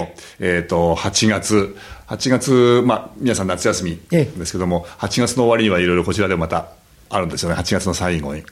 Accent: Tokyo, Japan; 僕らみたいな東京生まれ育ち

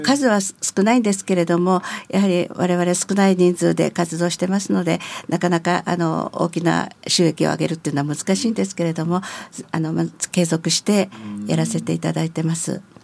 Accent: Narimasu, Itabashi, Tokyo, Japan; also born or lived in Yokohama; now in Nishitokyo, Japan; 3歳の時にも成増に来ておりますから、うん、あのちょっとその辺の横浜で生まれたという聞いただけで私自身の中にはあの横浜の記憶はございませんずっとそれからは成増ですので

